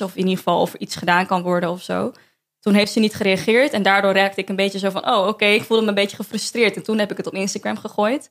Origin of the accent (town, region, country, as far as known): Amsterdam, North Holland, Netherlands; born or raised there